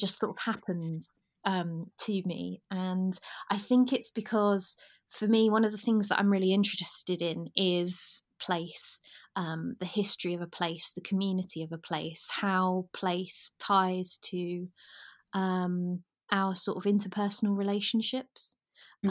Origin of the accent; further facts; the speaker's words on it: West Norfolk, East of England, United Kingdom; I'm originally from West Norfolk, so about an hour and a half drive from Norwich.